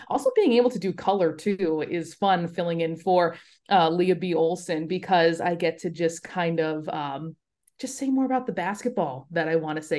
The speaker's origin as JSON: {"language": "English", "town": "Los Angeles", "region": "California", "country": "United States", "tie": "born or raised there", "also_born_or_lived": "Buffalo, New York", "moved": "as an adult", "said": "I grew up in Los Angeles, spent the first eighteen years of my life there."}